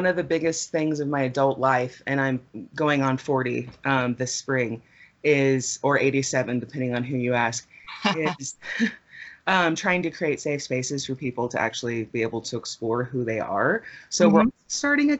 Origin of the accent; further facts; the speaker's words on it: Las Cruces, New Mexico, United States; also born or lived in Grants, New Mexico; now in Albuquerque, United States; I moved to Albuquerque from Las Cruces. And Las Cruces is in southern New Mexico for, your folks that aren't from here. And that's where I graduated from high school